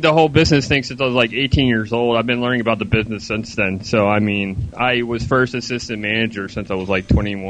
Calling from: Melbourne, Florida, United States; Calling from the Stormyville of Melbourne, Florida.

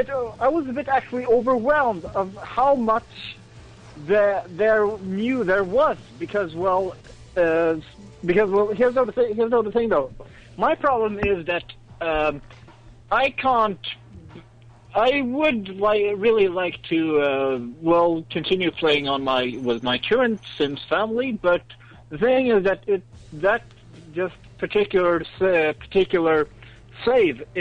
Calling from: Sweden; from uh, Sweden.

